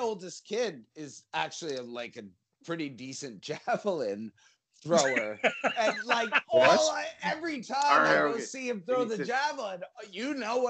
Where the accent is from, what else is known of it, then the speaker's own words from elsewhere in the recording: New Jersey, United States; I'm from New Jersey. We were feral. The parents were all, I'm Generation X.